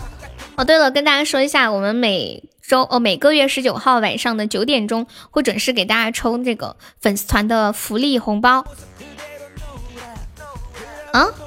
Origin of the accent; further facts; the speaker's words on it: Karamay, Xinjiang, China; 嗯，新疆的…，我是来自新疆克拉玛的